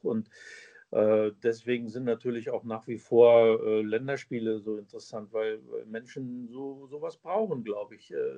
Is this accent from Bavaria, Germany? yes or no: no; Braunschweig, Lower Saxony, Germany; Eintracht Braunschweig, der Verein meiner Heimatstadt